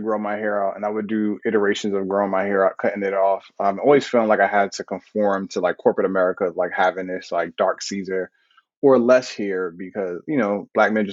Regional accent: New York, United States; moved away as an adult; also born or lived in Brooklyn; now in Atlanta, United States; I grew up in New York for the majority of my life, and I lived in New York for my adult life. And leaving New York was a really big deal

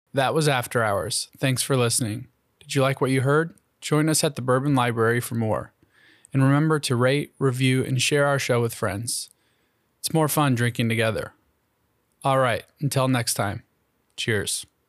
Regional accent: Michigan, United States

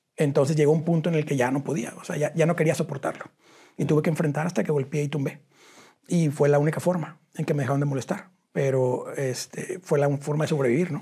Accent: Cadereyta Jiménez, Nuevo León, Mexico; also born or lived in Monterrey; yo nací en Cadereita Nuevo León

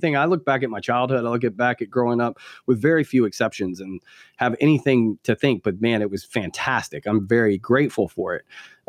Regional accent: the South, United States; I grew up deep in the Southern Baptist Church in the South.

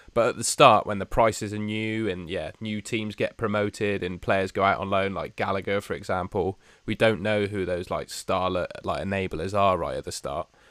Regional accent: Somerset, South West England, United Kingdom; moved away; the local pub of my hometown

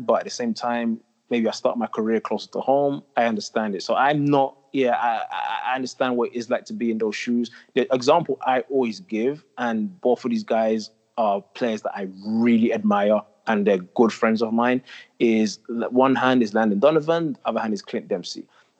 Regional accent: England, United Kingdom; now in United States; I just know growing up in England, how high level it was, how competitive it was. That wasn't always the case in the States.

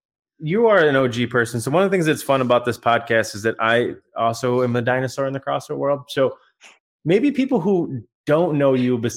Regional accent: Australia; you get the Australian co-host

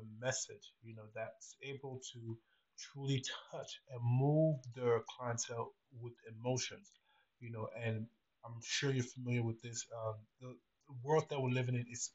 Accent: Cameroon; moved away as an adult; now in United States; Originally I was born in Cameroon, which is in Central Africa, and I decided to, move to America to pursue a career in business.

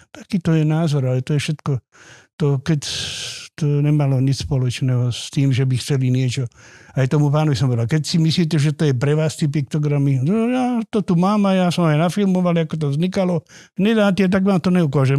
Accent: Vrbové, Trnava Region, Slovakia; ja pochádzam z Vrbového

